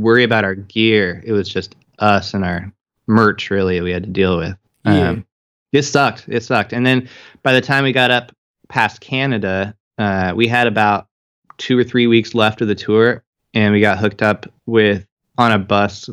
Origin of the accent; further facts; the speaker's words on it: Longview, Washington, United States; growing up around Longview